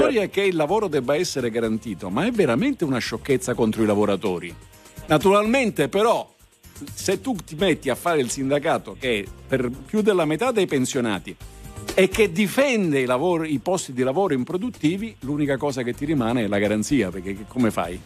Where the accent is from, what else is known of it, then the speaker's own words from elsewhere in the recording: Southern Italy, Italy; sono del sud, sono terrone, orgogliosamente terrone